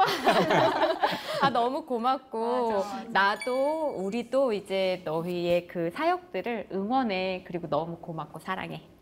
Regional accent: Seoul, South Korea; moved away as an adult; also born or lived in Gangwon Province; now in Chuncheon, South Korea; 저도 원래 자라기는 계속 서울에서 자랐기 때문에

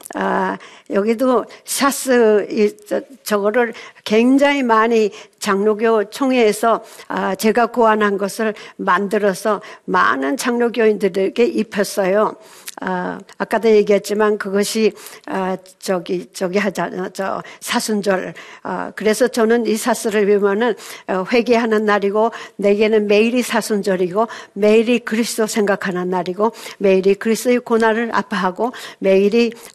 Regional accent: South Korea; moved away as an adult; now in Seattle, United States; 한국에서 어, 미국으로 35살에 1970년에 가서

